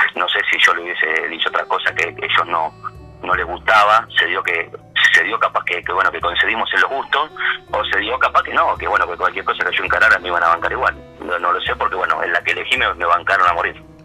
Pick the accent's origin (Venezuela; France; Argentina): Argentina; Buenos Aires; nacimos en Villortuz, nací en Villortuz, el barrio este